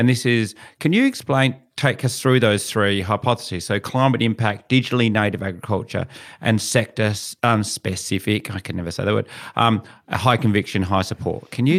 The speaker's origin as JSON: {"language": "English", "town": "Kojonup", "region": "Western Australia", "country": "Australia", "tie": "born or raised there", "said": "Where I grew up in Cajunup, my father, all around our house, top of a house, bottom of a house, is all rock walls."}